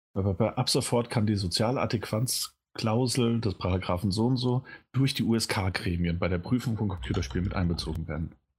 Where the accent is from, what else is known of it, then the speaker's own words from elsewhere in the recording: Germany; als Deutscher